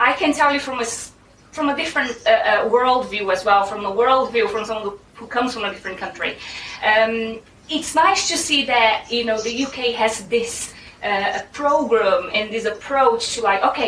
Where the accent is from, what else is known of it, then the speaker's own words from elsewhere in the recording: Brazil; English is a second language; moved away as an adult; now in England, United Kingdom; I'm originally from Brazil, and I used to be an English teacher there. I came to England